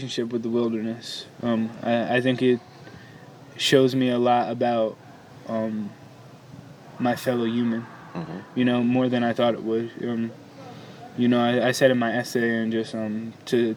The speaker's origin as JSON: {"language": "English", "town": "New York City", "region": "New York", "country": "United States", "said": "I'm from Manhattan"}